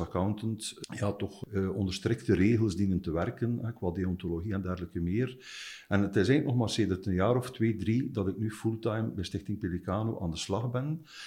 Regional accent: Ghent, Flanders, Belgium; Ik ben een Oost-Vlaming, dus geboren in Gent, ook woonachtig in Gent.

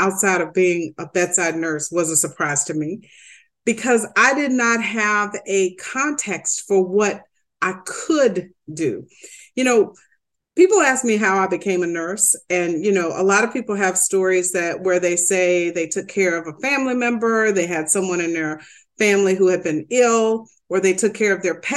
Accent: the South, United States; moved away as an adult; also born or lived in Detroit; growing up in the South

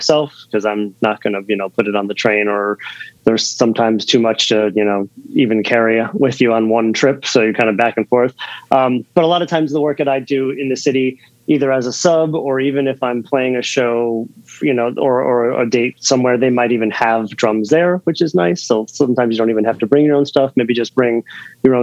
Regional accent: Norwalk, Connecticut, United States; also born or lived in Stamford, Connecticut / Bethel, Connecticut; I was born in Stamford, Connecticut, raised in Norwalk, Connecticut

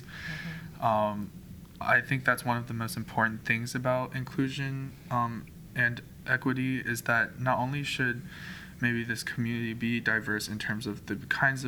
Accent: United States; I am a Chinese-born American, so my parents are Chinese, but I was born in America

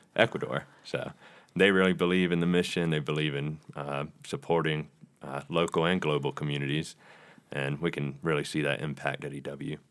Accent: Rock Hill, South Carolina, United States; I'm from Rock Hill, South Carolina

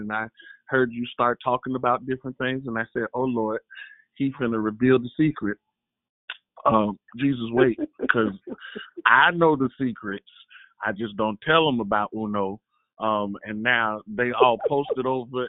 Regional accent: the South, United States; I'm from the South

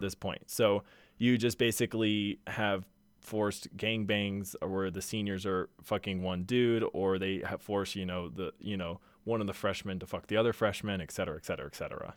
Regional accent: Houston, Texas, United States; now in Utah, United States; I'm from Houston.

